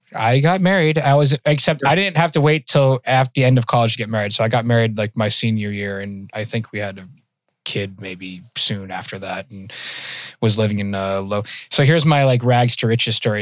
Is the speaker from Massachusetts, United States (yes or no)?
yes; outside of Worcester, Massachusetts, United States; accent: Mass accent; I grew up in Mass. I grew up in outside of Worcester.